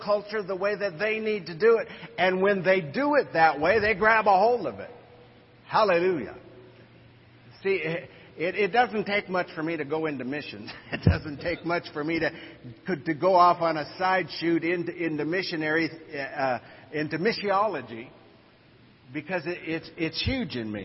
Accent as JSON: {"language": "English", "country": "United States", "said": "as American missionaries"}